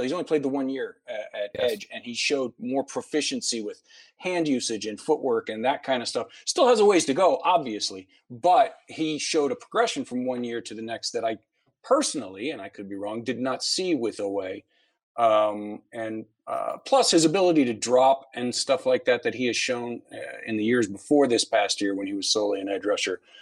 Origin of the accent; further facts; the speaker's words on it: Ohio, United States; I I grew up in Ohio.